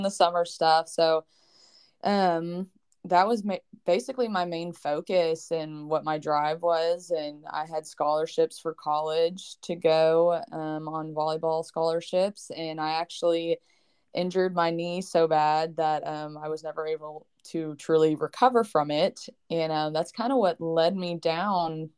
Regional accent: Lexington, Kentucky, United States; I'm originally from Lexington, Kentucky

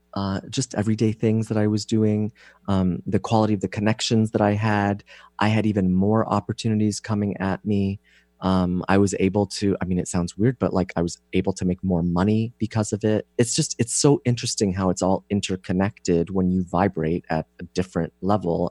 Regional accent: Canada; moved away as an adult; now in San Diego, United States; I'm Canadian

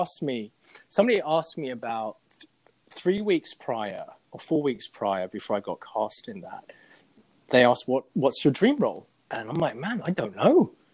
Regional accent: Zurich, Switzerland; moved away as an adult; also born or lived in England; now in United States; we moved to Zurich, Switzerland, and uh, I had to learn German and Swiss German. And that's where I essentially grew up

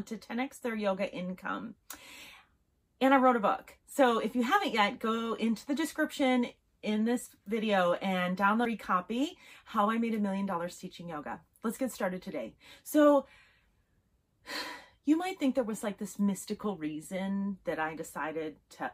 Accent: Las Vegas, Nevada, United States; I'm from Vegas

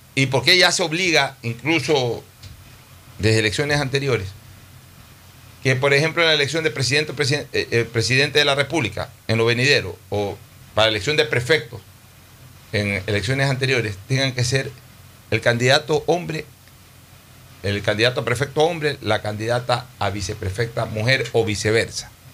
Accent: Ecuador; como ecuatoriano

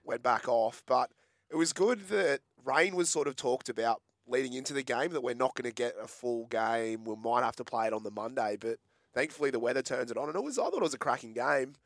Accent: Australia; as an Australian

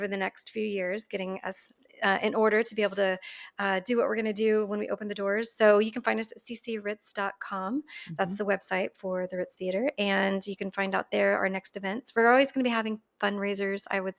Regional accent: Katy, Texas, United States; I grew up in Katy, which okay. is outside of Houston. Yeah. At yeah. the time, it wasn't part of Houston. It was just its own little rice town mm-hmm. back in the 80s.

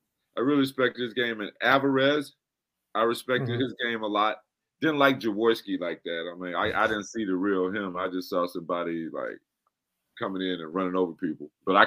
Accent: United States; I am the American, and JoJo tested this in Bong.

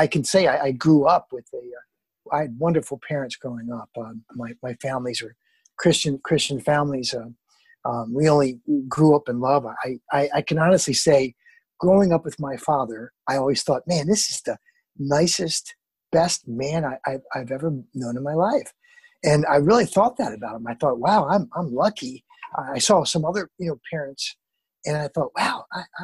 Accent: Baltimore, Maryland, United States; moved away as an adult; also born or lived in New York City; I'm from Baltimore

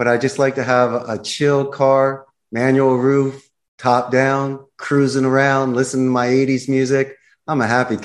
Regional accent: Philadelphia, Pennsylvania, United States; moved away as an adult; now in Costa Rica; growing up in Philly

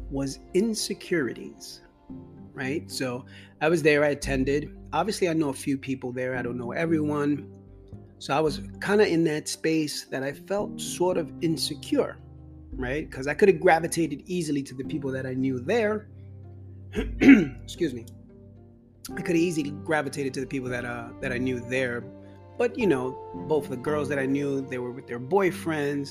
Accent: New York City, New York, United States; growing up in New York and in the Bronx

